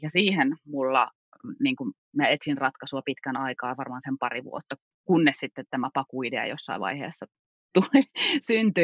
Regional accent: Kittilä, Lapland, Finland; moved away; mä olen syntynyt täällä ää, Kittilässä ja tämä on kotijoki mulle

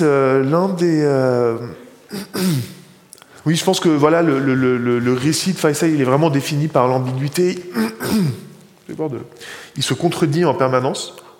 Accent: Bethlehem, West Bank, Palestine; chez moi à Bethléem

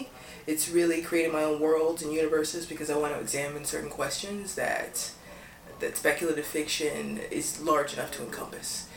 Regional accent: Louisville, Kentucky, United States; moved away as an adult; also born or lived in Sarasota, Florida / New York; Born and raised in Louisville, Kentucky.

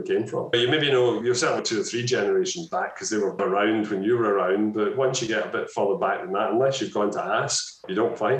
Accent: Scotland, United Kingdom; I've become more Scottish

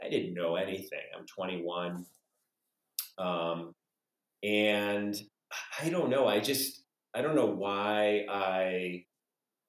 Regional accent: Buffalo, New York, United States; moved away as an adult; also born or lived in Denver, Colorado; now in Colorado, United States; I'm a Buffalonian, Western New Yorker, but left Buffalo in my early 20s.

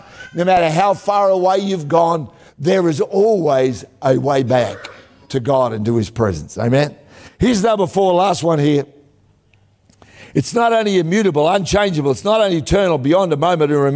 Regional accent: Australia; being an Aussie, I understood the whole concept of mateship

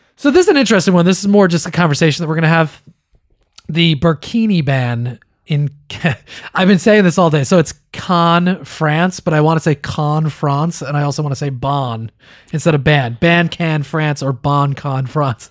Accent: East Coast of the United States, United States; I was born on the East Coast in the United States

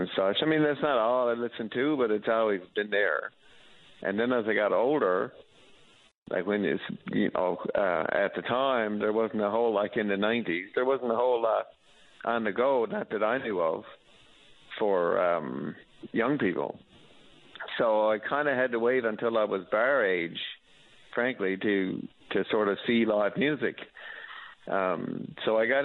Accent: Mount Pearl, Newfoundland and Labrador, Canada; now in St. John's, Canada; I'm from Mount Pearl, and I live in St. John's now

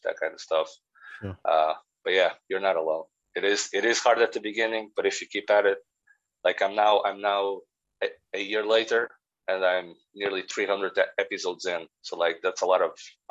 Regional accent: Portugal; now in Northern Ireland, United Kingdom; I'm from Portugal

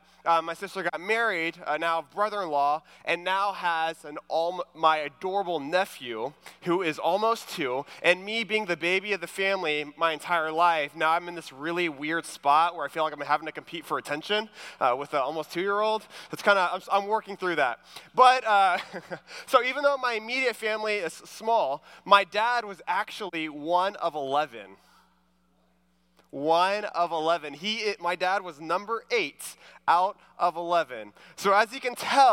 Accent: Houston, Texas, United States; I'm from the Houston area

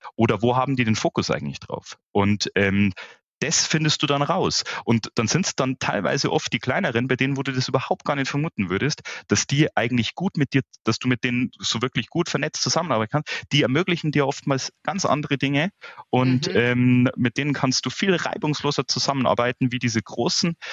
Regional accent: Munich, Bavaria, Germany; ich bin gebürtiger Münchner. Ähm, ich lebe mit meiner Familie hier auch im Münchner Süden, schon in mehreren Generationen.

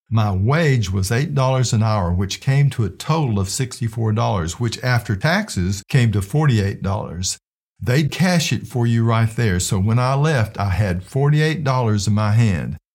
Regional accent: Flint, Michigan, United States; the people I grew up with in Flint, Michigan

